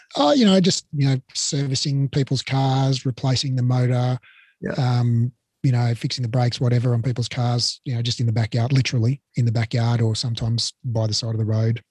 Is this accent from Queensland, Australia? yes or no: no; Melbourne, Victoria, Australia; moved away as an adult; also born or lived in Sydney; I grew up in Melbourne, uh, just a totally nondescript suburban upbringing in Blackburn